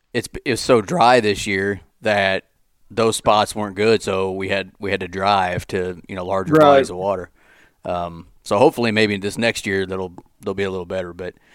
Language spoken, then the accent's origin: English; Missouri, United States; Well, we're from Missouri. And in Missouri, there's woods and there's water.